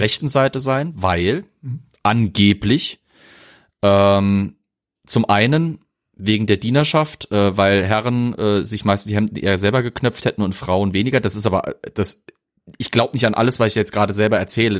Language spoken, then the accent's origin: German; Germany; bei mir als Deutscher